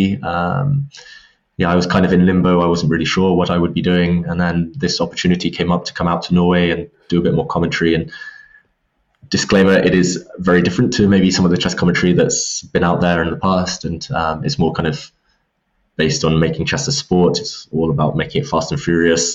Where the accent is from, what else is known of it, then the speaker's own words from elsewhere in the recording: England, United Kingdom; I'm from England